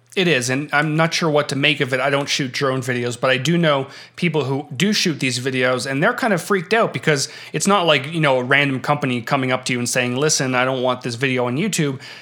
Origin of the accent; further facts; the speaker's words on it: Canada; having been born and raised in Canada